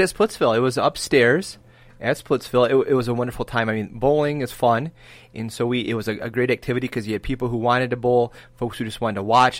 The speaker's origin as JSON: {"language": "English", "region": "Michigan", "country": "United States", "said": "we're from Michigan, so we root for the Tigers"}